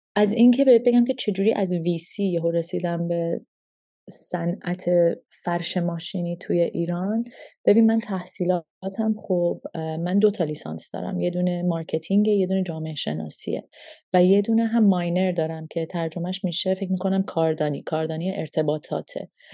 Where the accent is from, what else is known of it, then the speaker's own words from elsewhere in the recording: Canada; moved away as an adult; also born or lived in Toronto / Montreal / Calgary / Vancouver; now in Iran; من هشت سالم که بود هشت نه سالم که بودش ما از ایران مهاجرت کردیم پدر من شرکت نفت کار میکردم و به عنوان اسکیلد ورکر ما ویزا گرفتیم و رفتیم کانادا